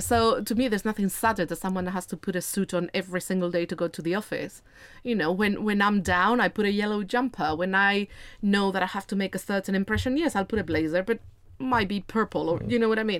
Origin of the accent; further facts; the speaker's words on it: Spain; moved away; I am originally from Spain. I grew up in a smaller city of around a hundred and forty thousand people